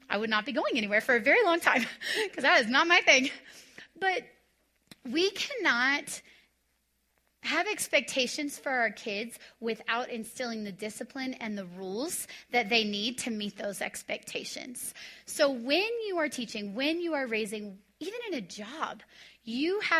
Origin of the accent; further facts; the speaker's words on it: Texas, United States; So, I came from Texas where it was like, you discipline and you spank